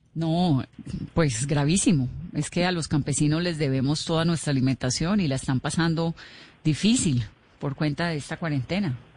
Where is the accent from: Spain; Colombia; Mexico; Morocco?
Colombia